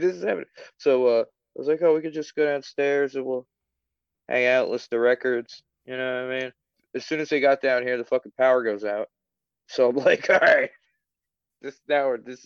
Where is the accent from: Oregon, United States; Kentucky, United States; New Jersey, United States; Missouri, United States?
New Jersey, United States; moved away; I'm from New Jersey